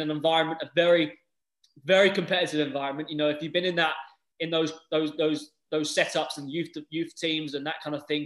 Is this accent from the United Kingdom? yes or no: yes; England, United Kingdom; moved away as an adult; now in United States; growing up in England